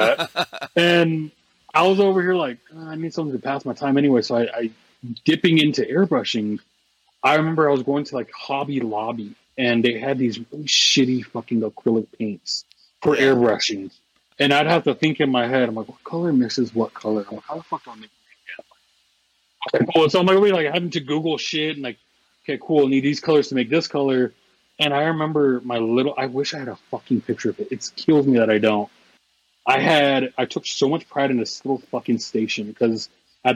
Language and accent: English; Southern Oregon, United States; now in Arizona, United States; I grew up in Southern Oregon